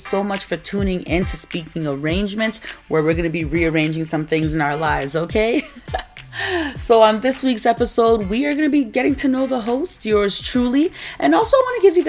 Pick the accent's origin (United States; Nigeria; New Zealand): Nigeria; Well, I'm from West Africa. Both my parents are Ghanaian. So I was born in Nigeria because my parents went over there to work. But I'm Ghanaian.